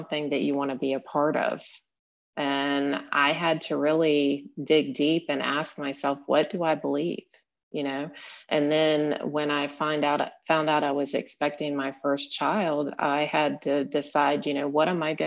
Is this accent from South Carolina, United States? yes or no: yes; South Carolina, United States; moved away as an adult; also born or lived in Utah; moving from the area where I grew up in South Carolina